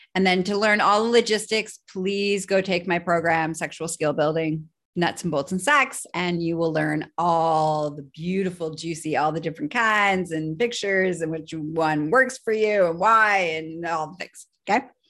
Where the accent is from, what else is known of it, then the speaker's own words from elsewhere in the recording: Canada; I am Canadian